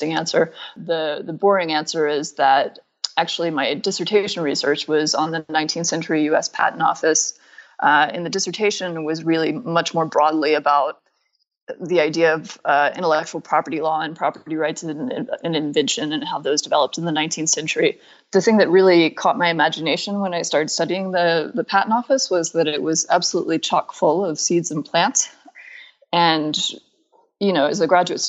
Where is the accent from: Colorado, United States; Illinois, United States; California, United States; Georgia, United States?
Georgia, United States; Atlanta; moved away as an adult; also born or lived in Griffin, Georgia / New York; I grew up in Atlanta